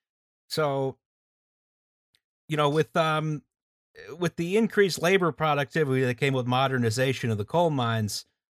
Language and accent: English; United States; I'm an American.